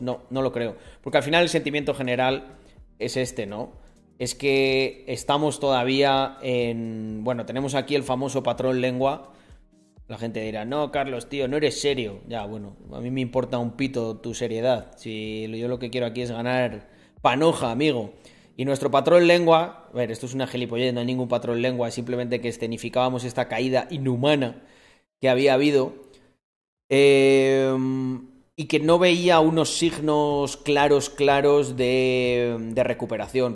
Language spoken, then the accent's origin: Spanish; Spain; en mi país, Españita